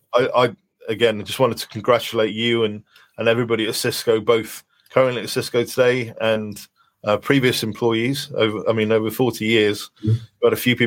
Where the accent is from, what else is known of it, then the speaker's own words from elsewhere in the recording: Wales, United Kingdom; to have somebody I can reach out to as a Welshman